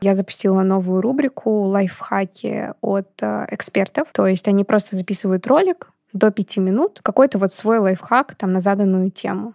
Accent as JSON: {"language": "Russian", "region": "Saint Petersburg", "country": "Russia", "said": "я из Петербурга"}